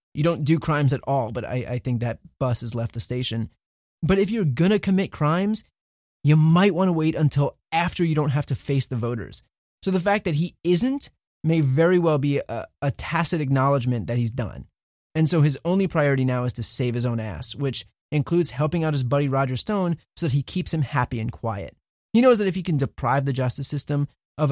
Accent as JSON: {"language": "English", "region": "New Jersey", "country": "United States", "tie": "born or raised there", "moved": "yes", "said": "I grew up in New Jersey, and you're the senator for my family who still lives there"}